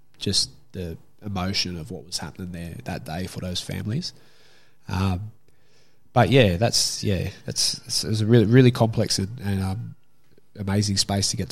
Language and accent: English; Sydney, New South Wales, Australia; I grew up in Glebe